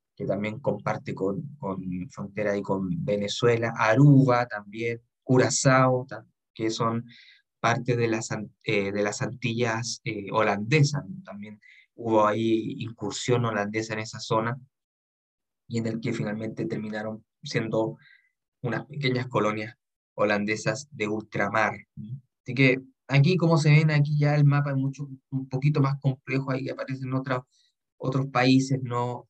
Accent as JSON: {"language": "Spanish", "country": "Chile", "said": "nuestro país"}